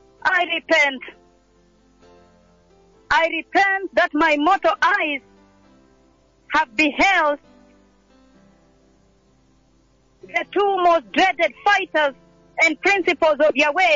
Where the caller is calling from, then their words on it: Nairobi, Kenya; And I'm calling from Nairobi